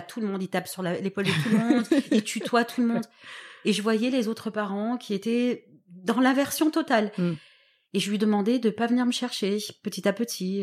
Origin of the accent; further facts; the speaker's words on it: Toulon, Provence-Alpes-Côte d'Azur, France; je viens de Toulon, donc qui est euh, une ville que tout le monde connaît près de, près de Marseille.